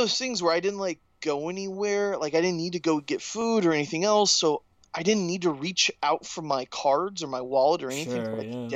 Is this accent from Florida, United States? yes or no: yes; Orlando, Florida, United States; I'm a UF fan, but it's my hometown